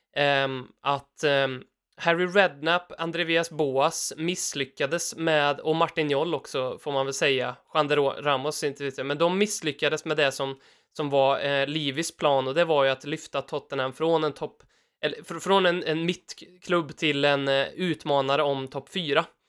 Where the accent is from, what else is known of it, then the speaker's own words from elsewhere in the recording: Värmland, Sweden; vi är ju värmlänningar båda två